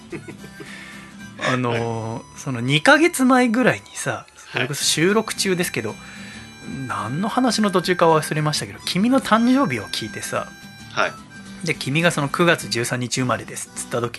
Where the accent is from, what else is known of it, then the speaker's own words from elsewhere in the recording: Yokohama, Kanagawa, Japan; それも私の出身地の横浜でさ